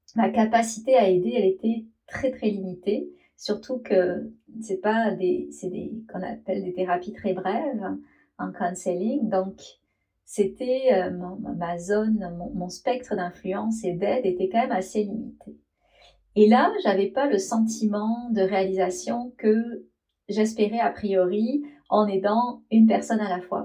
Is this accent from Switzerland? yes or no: no; France; moved away as an adult; je suis française